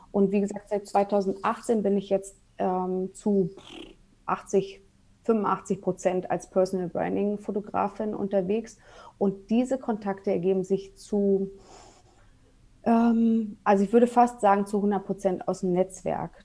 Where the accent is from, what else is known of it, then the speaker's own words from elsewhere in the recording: Berlin, Germany; also born or lived in Munich suburb; now in Munich area, Germany; ich bin gebürtige Berlinerin und wohne aber mittlerweile mit meinem Mann und mit meinen zwei Kindern äh, in einem Vorort von München.